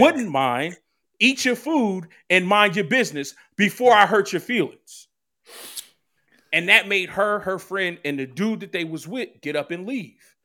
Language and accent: English; Philadelphia, Pennsylvania, United States; moved away as an adult; now in New Jersey, United States; I was born and raised in Philly